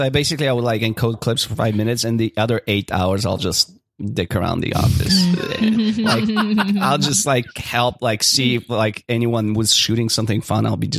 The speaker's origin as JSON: {"language": "English", "country": "Bulgaria", "moved": "yes", "said": "I am originally from Bulgaria."}